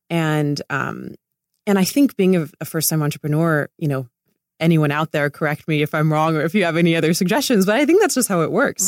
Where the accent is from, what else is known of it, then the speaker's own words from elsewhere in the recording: Laguna Beach, California, United States; moved away as an adult; also born or lived in Italy / Connecticut / New York; I grew up in Laguna